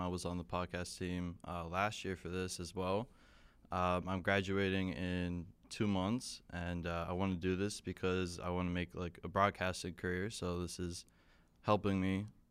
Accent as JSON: {"language": "English", "country": "Jamaica", "moved": "yes", "said": "international student here uh, in MCBS. I'm from Jamaica"}